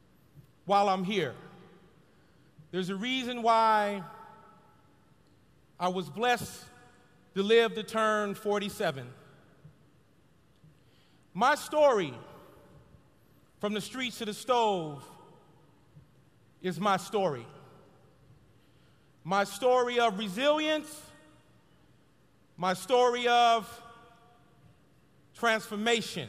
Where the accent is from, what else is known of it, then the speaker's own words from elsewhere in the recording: Los Angeles, California, United States; a little black boy growing up in South Central Los Angeles